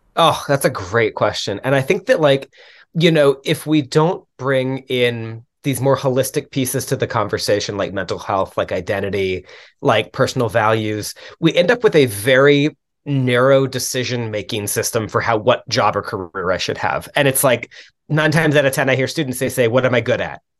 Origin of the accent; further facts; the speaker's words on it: Dallas, Texas, United States; moved away; also born or lived in Louisiana / Milwaukee, Wisconsin; I grew up in the Dallas area originally